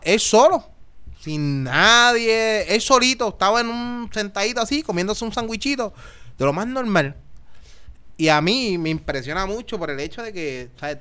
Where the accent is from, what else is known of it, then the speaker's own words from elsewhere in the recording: Naranjito, Puerto Rico; Yo soy de Naranjito